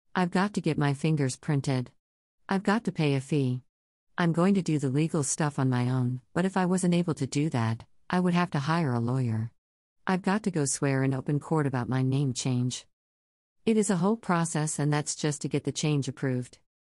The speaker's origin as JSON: {"language": "English", "region": "Central Texas", "country": "United States", "tie": "born or raised there", "said": "a young queer person growing up in Central Texas churches"}